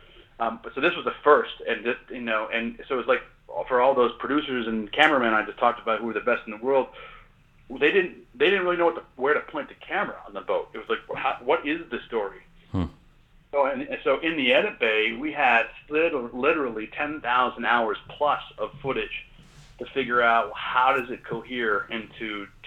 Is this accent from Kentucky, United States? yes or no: no; Maine, United States; And I grew up in Maine, and I grew up, you know, in the outdoors and on water, but, you know, nothing prepares you for the Bering Sea.